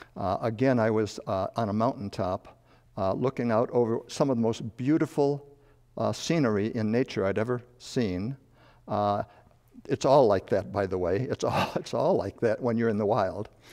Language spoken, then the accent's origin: English; Chicago, Illinois, United States; born or raised there; moved away as an adult; also born or lived in Madison, Wisconsin